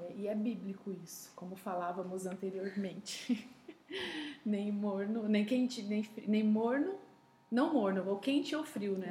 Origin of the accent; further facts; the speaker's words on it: São Paulo, Brazil; sou paulistana de nascimento